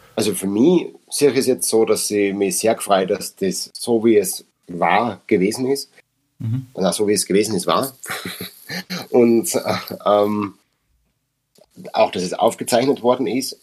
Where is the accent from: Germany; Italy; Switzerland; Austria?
Austria; Upper Austria; accent: Upper Austrian dialect (Mundart); first language Upper Austrian German dialect; wir sind in Machtrenk, wir sind in Oberösterreich, wir sind in Österreich.